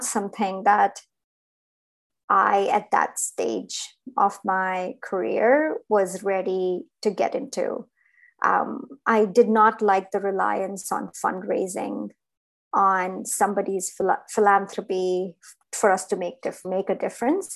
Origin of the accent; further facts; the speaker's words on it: India; moved away; I grew up in India